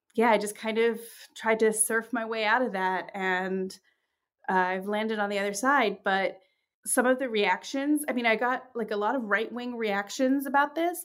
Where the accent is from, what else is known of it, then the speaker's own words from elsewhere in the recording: New York, United States; also born or lived in London, England / Uganda; I'm in immigrant from England, and, and my family is from Uganda. And, uh, when I was growing up in, in New York